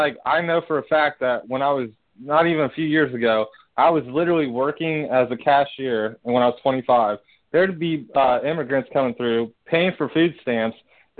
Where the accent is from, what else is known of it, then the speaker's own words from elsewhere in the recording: Ohio, United States; I was born and raised in Ohio